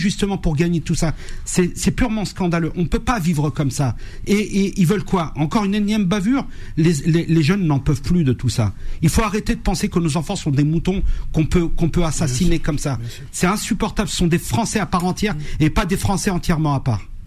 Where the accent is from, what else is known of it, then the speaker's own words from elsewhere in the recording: France; je suis français à part entière. Vous voyez, euh, je suis né en France